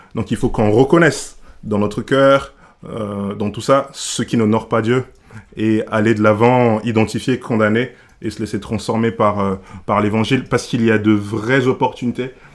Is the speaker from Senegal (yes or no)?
yes; Senegal; now in Grenoble, France; je viens du Sénégal, j'arrive au, j'arrive en France